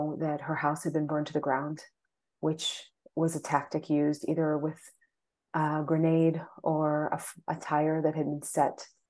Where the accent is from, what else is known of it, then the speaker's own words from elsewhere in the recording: Virginia, United States; moved away as an adult; also born or lived in Boston; now in Israel; I grew up in Virginia